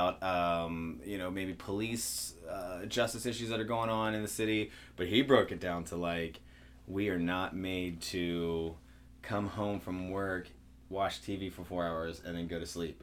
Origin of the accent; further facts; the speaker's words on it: Virginia Beach, Virginia, United States; now in Cincinnati, United States; I'm from Virginia Beach, where I mean it's the largest geographical city in Virginia